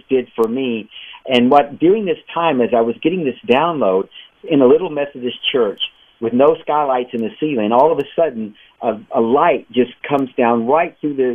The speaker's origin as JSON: {"language": "English", "region": "West Texas", "country": "United States", "tie": "born or raised there", "also_born_or_lived": "Chicago", "moved": "yes", "lives_now": "Israel", "said": "I grew up in West Texas, where there's actually more horses than people where I grew up."}